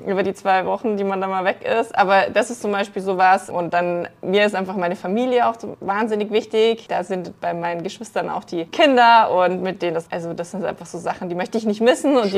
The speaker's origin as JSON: {"language": "German", "town": "Munich", "region": "Bavaria", "country": "Germany", "said": "Deswegen bin ich Münchnerin durch und durch."}